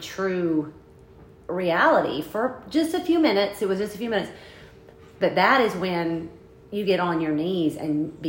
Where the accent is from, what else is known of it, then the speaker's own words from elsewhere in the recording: Oklahoma, United States; We're from Oklahoma.